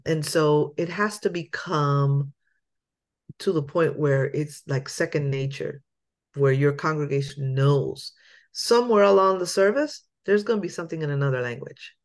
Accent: Lancaster, Pennsylvania, United States; moved away; I am originally from Pennsylvania, born in Lancaster, Pennsylvania

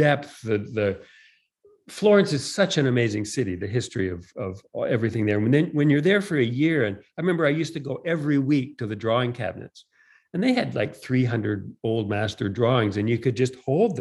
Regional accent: Toronto, Ontario, Canada; I grew up in Toronto. I'm Canadian.

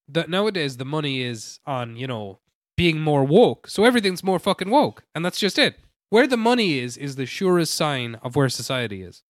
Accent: Ireland; I am Irish

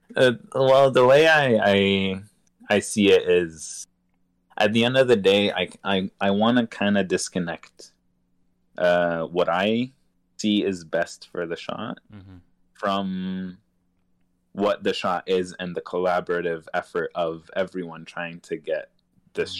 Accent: Egypt; moved away; growing up in Egypt

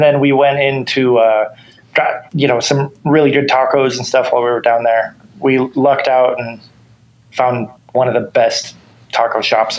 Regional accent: Oakland, California, United States; moved away as an adult; also born or lived in Sacramento area; now in Sacramento, United States; I grew up in the Bay Area near Oakland, and I recently moved to the Sacramento area.

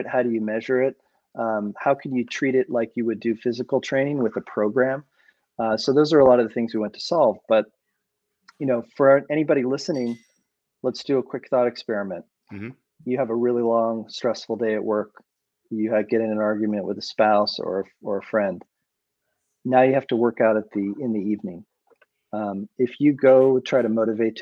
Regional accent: Boulder, Colorado, United States; I grew up in Boulder, Colorado

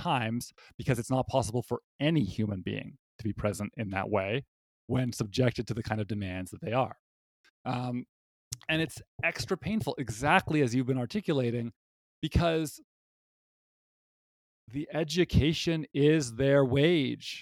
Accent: Canada; I'm a Canadian and I went to university in Canada

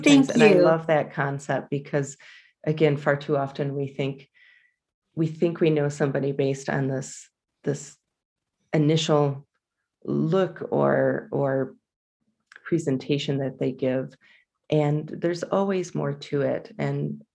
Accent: Jackson, Michigan, United States; now in Colorado, United States; I am a Michigander. I was born and raised there

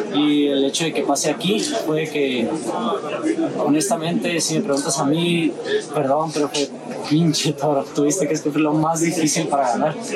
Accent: Mexico; soy mexicano

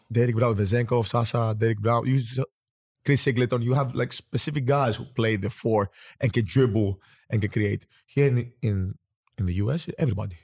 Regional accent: Greece; I was born and raised in Greece

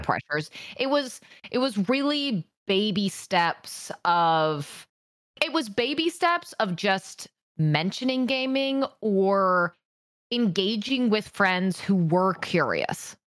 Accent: Washington, United States; I grew up in Washington State

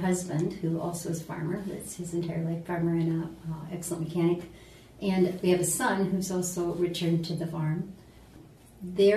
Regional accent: Prairie du Chien, Wisconsin, United States; I grew up outside of Prairie du Chien on my parents' farm

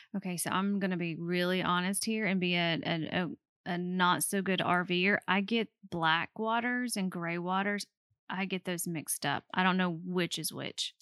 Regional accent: Alabama, United States; we are from Alabama

